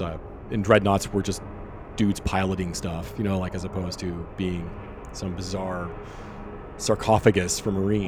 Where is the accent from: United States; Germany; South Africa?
Germany; moved away; I grew up in Germany